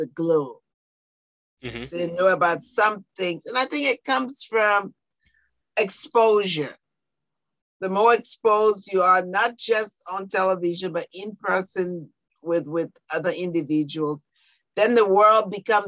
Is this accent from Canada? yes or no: no; Liberia; now in United States; I am from Liberia, West Africa.